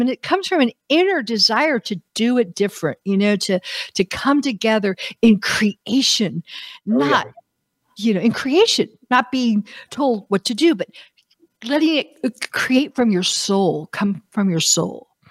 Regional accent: United States; as an American

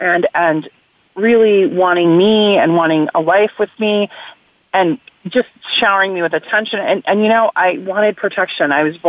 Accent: West Coast, United States; I was from the West Coast when I went to work for Biden.

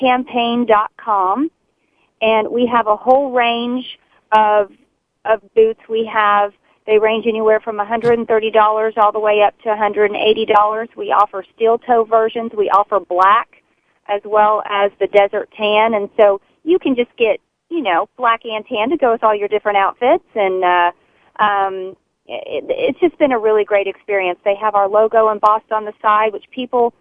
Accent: Texas, United States; a Texan

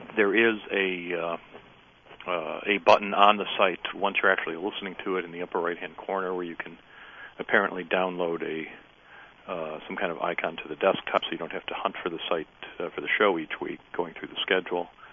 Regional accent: Highland Park, Michigan, United States; I grew up in Highland Park.

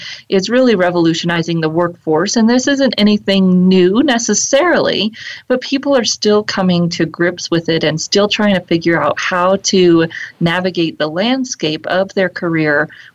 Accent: Fort Collins, Colorado, United States; here in my hometown of Fort Collins, Colorado, where I'm coming to you from

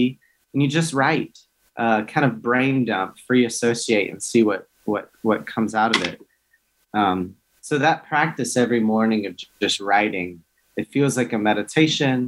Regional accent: Hickory, North Carolina, United States; moved away as an adult; I grew up very rural in Hickory, North Carolina, so rural Baptist

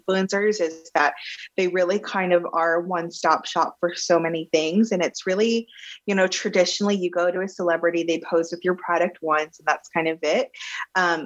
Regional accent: Plano, Texas, United States; moved away as an adult; I was born and raised in Plano, Texas

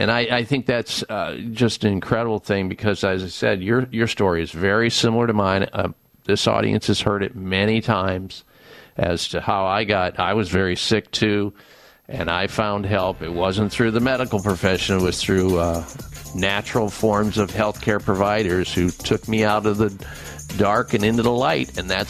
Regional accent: Iowa, United States; I grew up in Iowa

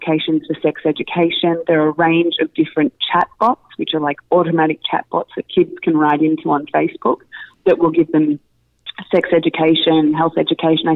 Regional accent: Melbourne, Victoria, Australia; moved away as an adult; now in New York, United States; I grew up in Melbourne, Australia, and spent majority of my childhood, early adult life there, and moved to New York 6 years ago.

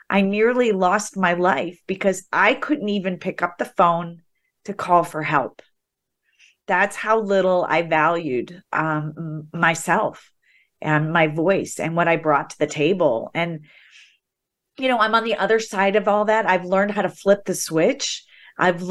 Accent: the Midwest, Ohio, United States; I grew up in the Midwest where girls were to be seen and not heard.

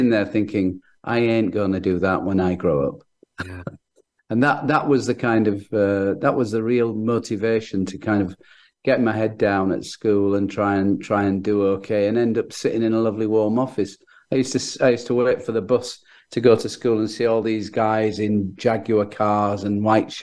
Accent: Leeds, Yorkshire and the Humber, United Kingdom; accent: Northern English; I was born in Leeds

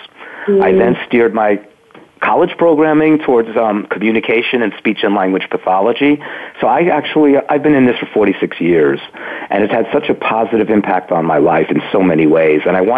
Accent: New York City, New York, United States; I grew up in Brooklyn.

